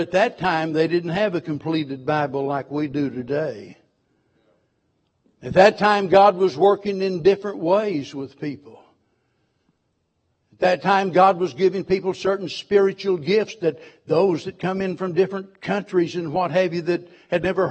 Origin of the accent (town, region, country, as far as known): Springfield, Missouri, United States; born or raised there